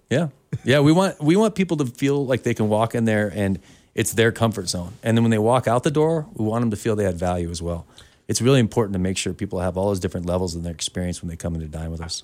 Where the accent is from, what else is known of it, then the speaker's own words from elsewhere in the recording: Oregon, United States; also born or lived in San Diego; now in Montana, United States; I'm from Oregon originally, so I love the mountains.